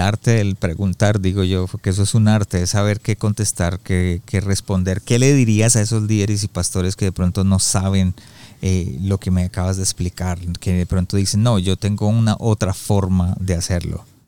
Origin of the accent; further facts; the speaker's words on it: Colombia; yo soy colombiano y en Colombia se usa mucho el no señor, sí señor